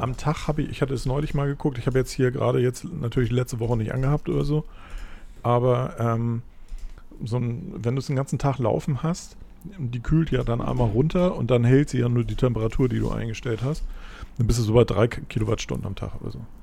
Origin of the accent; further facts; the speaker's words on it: Hamburg, Germany; Ich bin halt in Hamburg aufgewachsen